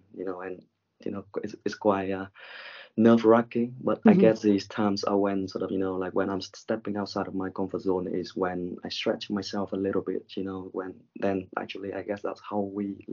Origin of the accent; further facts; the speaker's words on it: Vietnam; moved away as an adult; now in United Kingdom; And originally from Vietnam, I came to the UK sort of like a few years ago